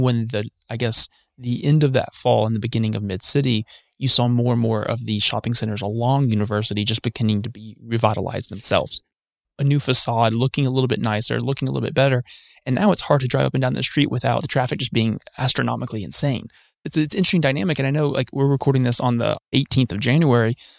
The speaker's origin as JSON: {"language": "English", "town": "Huntsville", "region": "Alabama", "country": "United States", "tie": "born or raised there", "said": "I grew up in South Huntsville"}